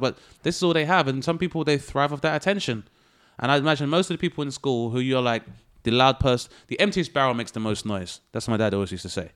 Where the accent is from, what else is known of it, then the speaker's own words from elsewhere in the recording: London, United Kingdom; my spot was, uh, Lewisham, Southeast London.